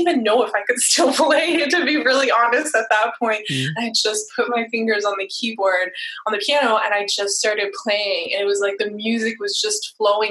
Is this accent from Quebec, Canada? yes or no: yes; Montreal, Quebec, Canada; moved away; also born or lived in California / San Diego; I'm from Montreal, Canada, and I had moved to California